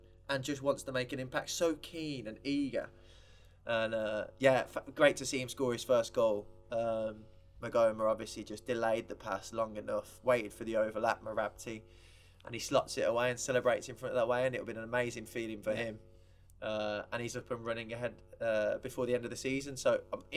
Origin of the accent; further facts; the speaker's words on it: England, United Kingdom; as proud Englishman as I am